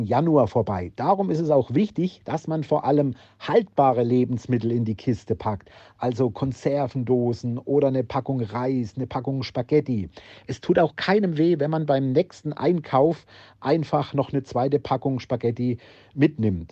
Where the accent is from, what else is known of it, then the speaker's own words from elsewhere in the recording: Altenstadt, Hesse, Germany; Bei uns in Altenstadt